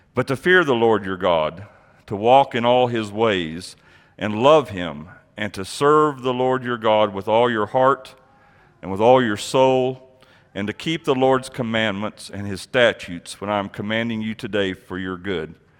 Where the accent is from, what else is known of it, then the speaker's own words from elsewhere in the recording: Amarillo, Texas, United States; also born or lived in Abilene, Texas; I grew up in Amarillo